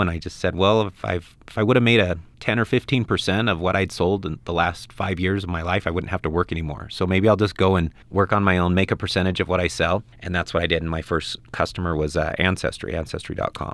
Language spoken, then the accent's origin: English; Ogden, Utah, United States; moved away as an adult; also born or lived in Guatemala / Belize; I'm from Ogden, Utah